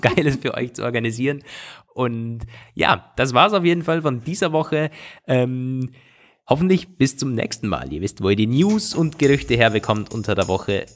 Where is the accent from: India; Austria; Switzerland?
Austria; bei uns in Österreich